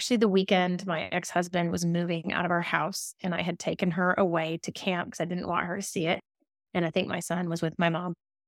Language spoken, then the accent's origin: English; Alabama, United States; moved away as an adult; now in Davidson, United States; I grew up in Alabama. I'm a big fan of the Deep South, but I have lived in a very small town in North Carolina. It's called Davidson.